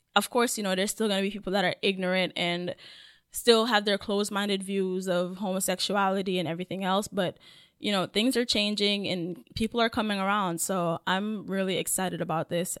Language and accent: English; Jamaica; I'm Jamaican